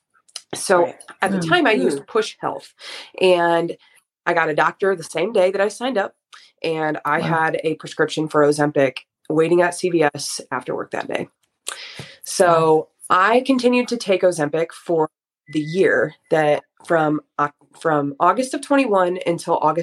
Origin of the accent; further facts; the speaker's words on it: Fort Wayne, Indiana, United States; I'm 31 years old and I am from Fort Wayne, Indiana.